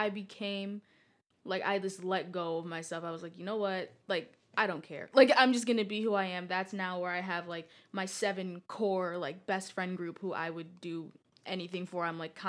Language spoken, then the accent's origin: English; Greece; But, like, because, like, I grew up in Greece, I was able to be... I, like, knew a lot of the different places or the stuff that they would do or the different schools